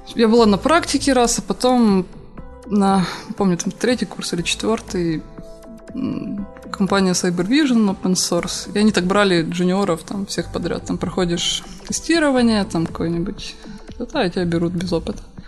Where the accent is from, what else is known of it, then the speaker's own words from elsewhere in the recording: Horishni Plavni, Poltava Oblast, Ukraine; В Комсомольске, да, где, откуда я родом